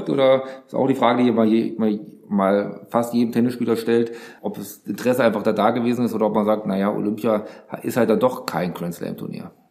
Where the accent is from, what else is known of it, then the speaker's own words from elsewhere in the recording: Hesse, Germany; Also ich komme so halbwegs aus der Nähe von Aschaffenburg, ich komme aber aus Hessen